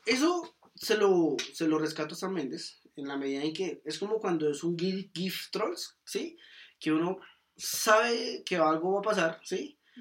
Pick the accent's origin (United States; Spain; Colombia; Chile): Colombia; como directores colombianos